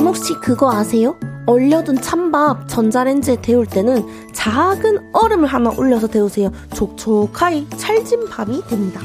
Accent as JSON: {"language": "Korean", "region": "Daegu", "country": "South Korea", "tie": "born or raised there", "moved": "yes", "lives_now": "Seoul, South Korea", "said": "저도 완전 토박이였으나 이제 서울 사람이라고 볼 수 있죠."}